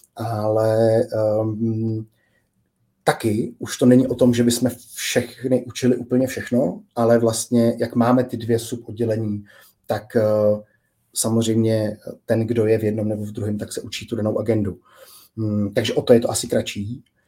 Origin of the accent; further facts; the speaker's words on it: Prague, Czechia; jsem sám z Prahy a okolí